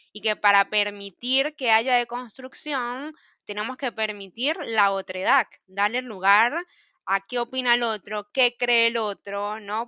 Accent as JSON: {"language": "Spanish", "region": "Mérida", "country": "Venezuela", "moved": "as an adult", "lives_now": "Buenos Aires, Argentina", "said": "yo que vengo de los Andes, de Mérida"}